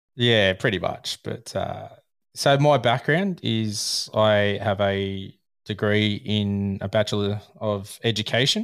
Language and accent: English; Australia; I'm Australian.